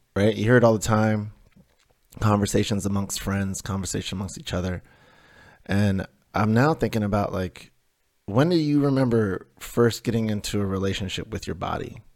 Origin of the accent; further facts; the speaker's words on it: Denver, Colorado, United States; We had these two huge pine trees in my front yard growing up in Denver